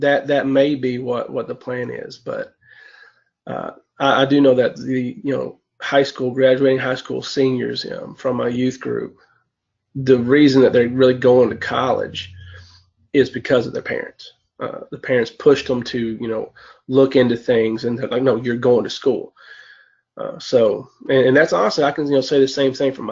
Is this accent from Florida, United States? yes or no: no; Lee County, Virginia, United States; I'm from Lee County, Virginia